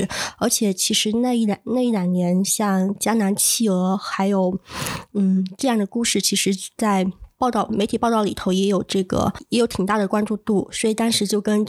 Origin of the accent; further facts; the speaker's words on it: Changle, Fujian, China; moved away as an adult; 我是来自福建长乐的一个非虚构写作者。